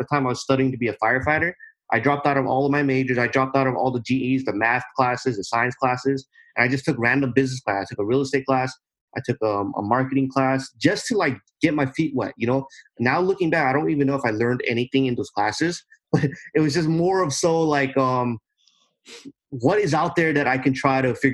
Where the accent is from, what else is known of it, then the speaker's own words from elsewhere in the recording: Southern California, United States; I'm from Southern California, right here in the United States.